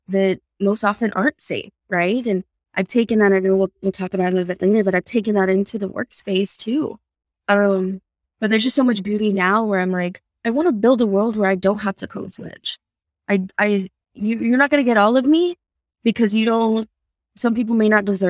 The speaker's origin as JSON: {"language": "English", "town": "San Antonio", "region": "Texas", "country": "United States", "tie": "born or raised there", "said": "I grew up on the South Side, but like I mentioned, my dad was a janitor on the east side of San Antonio."}